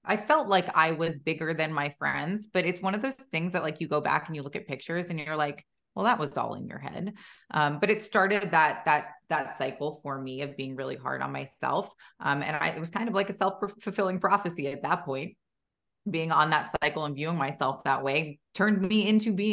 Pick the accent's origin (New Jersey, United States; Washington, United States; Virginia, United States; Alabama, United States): New Jersey, United States; now in Gilbert, United States; I'm in Gilbert, Arizona. I'm originally from New Jersey.